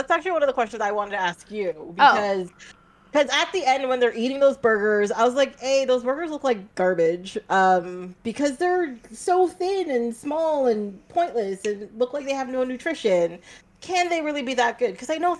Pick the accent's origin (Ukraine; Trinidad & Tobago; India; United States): Trinidad & Tobago; born there; moved away; So I was born in Trinidad. I was used to KFC tasting and being a certain way. Then we moved to Canada.